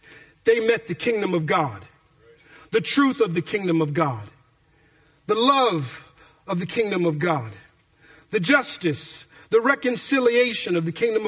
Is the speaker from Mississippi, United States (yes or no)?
no; Minneapolis, Minnesota, United States; moved away as an adult; now in Bay Area, California, United States; my childhood growing up in Minneapolis, Minnesota